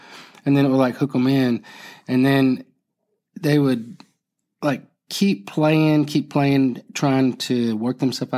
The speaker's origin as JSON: {"language": "English", "region": "Florida", "country": "United States", "said": "Homeboys means I'm from Broward County. You're from Broward County. We're homeboys."}